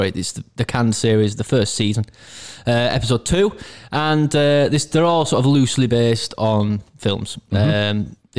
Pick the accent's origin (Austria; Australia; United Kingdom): United Kingdom; Castleford, Yorkshire and the Humber; I grew up in Castleford sort of area.